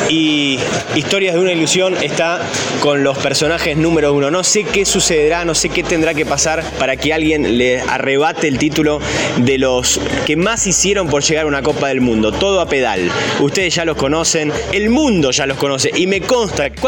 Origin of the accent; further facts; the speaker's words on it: Córdoba, Argentina; El primero de mayo salimos de Córdoba, volamos a Ciudad del Cabo y de ahí más fue toda aventura.